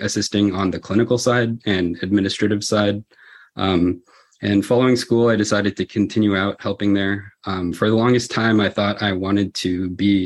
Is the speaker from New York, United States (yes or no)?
no; the Bay Area, California, United States; I grew up in California, specifically here in the Bay Area, and I only left to go to school in Southern California